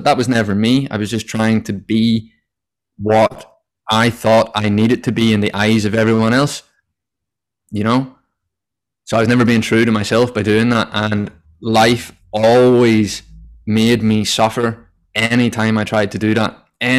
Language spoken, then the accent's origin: English; Ireland; I guess growing up in Ireland, the first thing that anyone associates with anyone from Ireland is that we're all alcoholics.